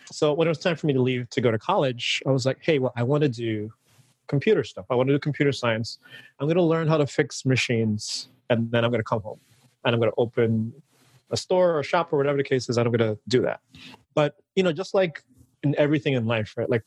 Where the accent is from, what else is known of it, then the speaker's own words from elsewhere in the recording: Antigua & Barbuda; moved away as an adult; originally, I'm from the Caribbean. I was born and raised in an island called Antigua. And you know, I lived there for about, I want to say the first like 19 years of my life.